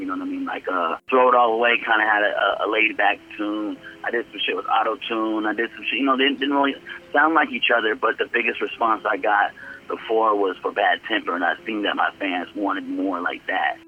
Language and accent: English; Bay Area, California, United States; It's in the Bay Area, close to home it's Concord, California